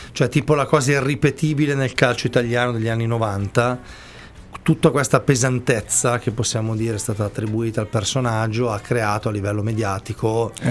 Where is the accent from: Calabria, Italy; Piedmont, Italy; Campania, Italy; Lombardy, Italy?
Lombardy, Italy; Busto Arsizio; Posso da bustocco.